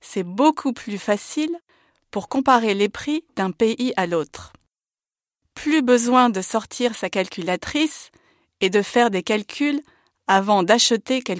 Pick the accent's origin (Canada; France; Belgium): Belgium; also born or lived in Kraków, Poland; Je suis né à Cracovie, en Pologne, mais j'ai grandi en Belgique. Mon père est belge et ma mère est polonaise.